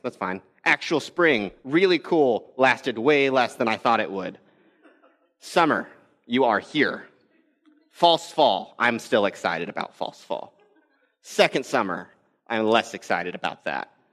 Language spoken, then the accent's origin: English; Texas, United States; also born or lived in Arizona; now in Midwest, United States; I grew up in Texas, and then I lived in Arizona for a couple years